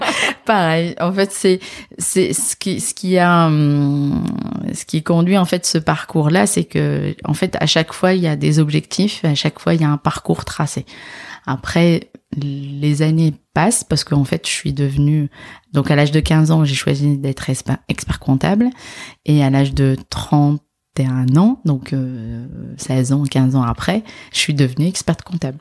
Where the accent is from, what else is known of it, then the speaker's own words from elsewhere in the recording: Casablanca, Casablanca-Settat, Morocco; moved away as an adult; also born or lived in Dijon / Nord, France; now in France; Je suis née et j'ai grandi en fait à Casablanca